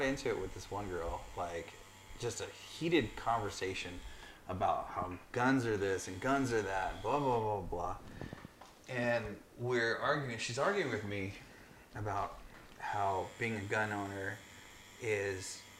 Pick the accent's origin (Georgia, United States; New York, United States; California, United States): California, United States; moved away; I'm originally from California.